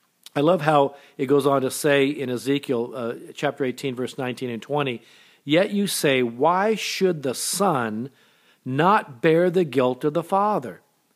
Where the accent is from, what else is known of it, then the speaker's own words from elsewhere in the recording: Japan; born there; I was born in Japan. My mother was Japanese. My dad was in the military at the time.